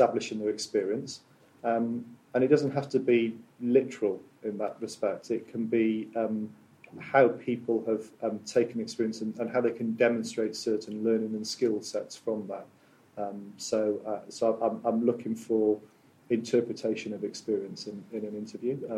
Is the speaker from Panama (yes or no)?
no; South Wales, United Kingdom; Born and brought up in South Wales